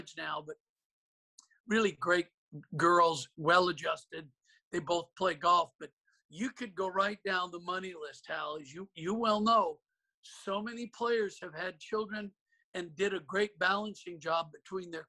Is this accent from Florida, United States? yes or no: no; Portland, Oregon, United States; I grew up in Portland with my father as my teacher